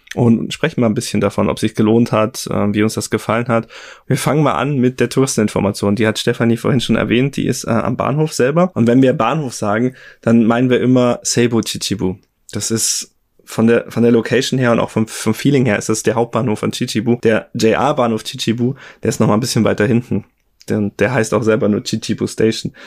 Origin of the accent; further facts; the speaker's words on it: Germany; in Deutschland bei uns